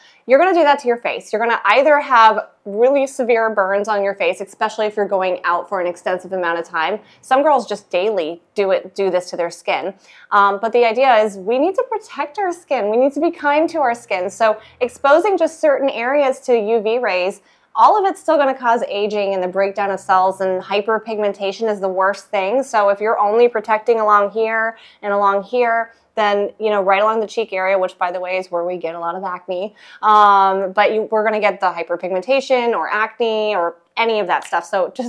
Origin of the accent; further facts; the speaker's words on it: Illinois, United States; also born or lived in Tennessee; Well, I was born in Tennessee, and then we moved up to Illinois. I grew up, my whole childhood was in Illinois. My parents still live in the same house that I grew up in.